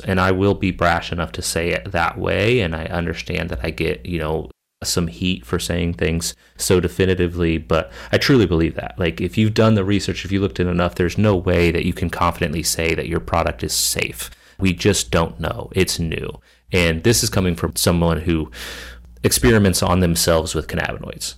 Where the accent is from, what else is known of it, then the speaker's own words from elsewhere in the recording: Kansas, United States; moved away; my home state of Kansas